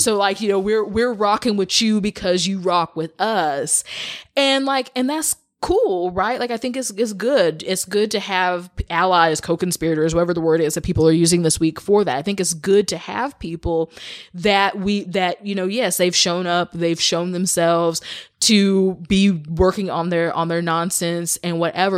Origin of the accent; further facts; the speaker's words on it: Kansas City, Missouri, United States; I grew up in Missouri. I grew up in the Kansas City area.